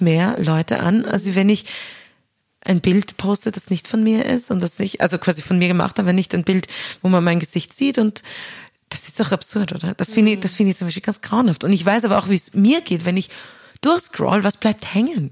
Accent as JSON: {"language": "German", "region": "Upper Austria", "country": "Austria", "also_born_or_lived": "Vienna", "said": "ich als Österreicherin, als Oberösterreicherin"}